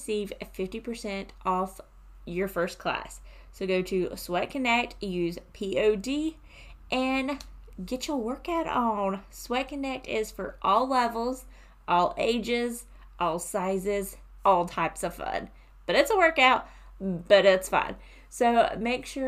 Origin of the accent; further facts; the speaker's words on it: South Carolina, United States; I'm from South Carolina